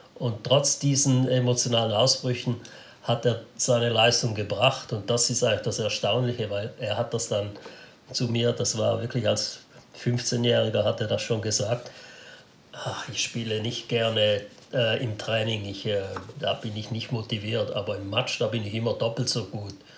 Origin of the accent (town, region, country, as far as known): Switzerland